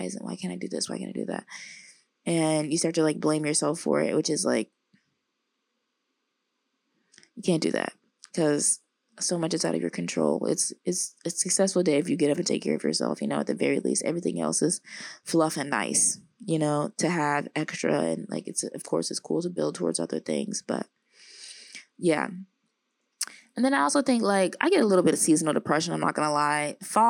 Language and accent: English; the South, United States; now in Los Angeles, United States; I don't know if that's because I'm like from the South and so much of the day is like hot and sunny.